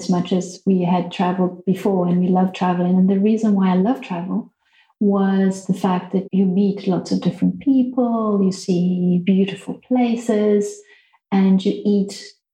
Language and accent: English; Mozambique; moved away; growing up in Mozambique, where I had no one to play with besides the children on the farm